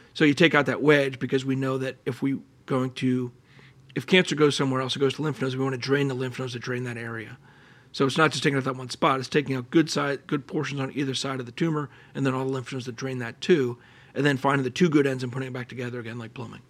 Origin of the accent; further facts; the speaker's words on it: Allentown, Pennsylvania, United States; moved away; I grew up in Allentown, Pennsylvania, which is a great place